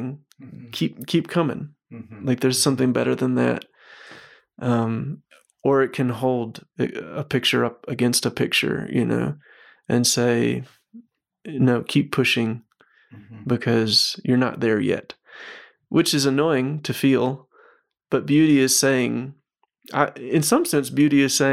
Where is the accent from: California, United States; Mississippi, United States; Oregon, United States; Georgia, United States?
Mississippi, United States; I grew up in Mississippi.